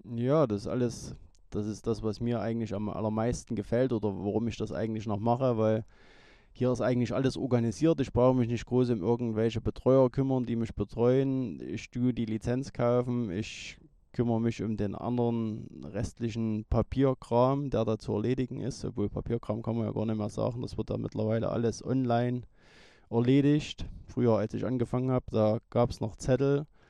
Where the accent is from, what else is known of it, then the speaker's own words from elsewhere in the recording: Niedersteinbach, Saxony, Germany; also born or lived in Rochlitz; Ich komme aus Niedersteinbach, bin 43 Jahre alt, 1979 in Rochlitz geboren